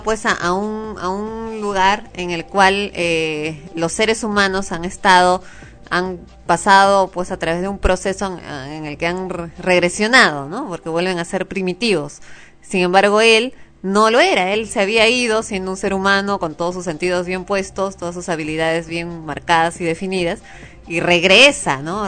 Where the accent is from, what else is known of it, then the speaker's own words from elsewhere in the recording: Peru; uno como peruano